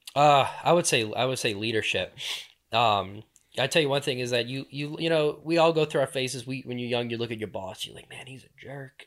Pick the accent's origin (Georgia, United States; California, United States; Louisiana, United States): Louisiana, United States; moved away as an adult; also born or lived in New Orleans / Jefferson Parish / Slidell; born and raised in Louisiana, deep, deep south Louisiana